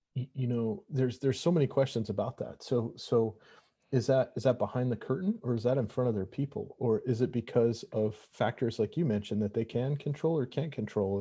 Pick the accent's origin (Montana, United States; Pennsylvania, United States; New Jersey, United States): Montana, United States; moved away; originally I'm from Montana